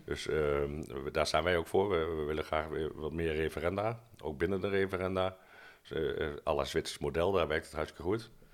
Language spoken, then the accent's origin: Dutch; Arnhem, Gelderland, Netherlands; als Arnhemmer